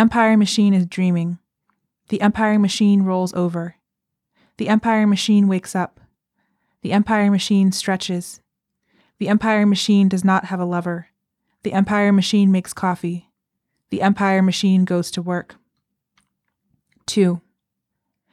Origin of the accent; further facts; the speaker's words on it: United States; I had spent my entire life in the U.S.